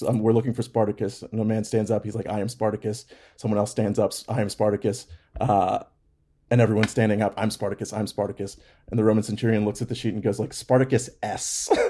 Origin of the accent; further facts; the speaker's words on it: New York City, New York, United States; Born and raised in Brooklyn.